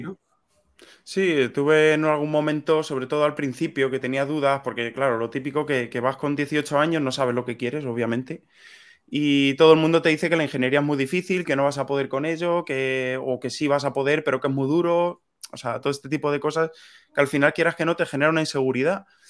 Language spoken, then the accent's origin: Spanish; Sonseca, Castilla-La Mancha, Spain; moved away as an adult; also born or lived in Madrid / Italy; yo soy de un pueblecito de, Toledo, se llama Sonseca